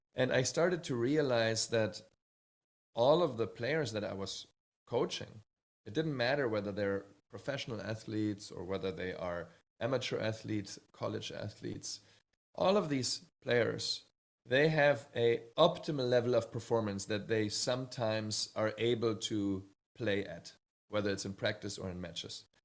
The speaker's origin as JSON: {"language": "English", "town": "Bad Hersfeld", "region": "Hesse", "country": "Germany", "tie": "born or raised there", "also_born_or_lived": "Hamburg, Germany", "moved": "yes", "said": "one year after I was born, we moved to a little town called Bad Hersfeld"}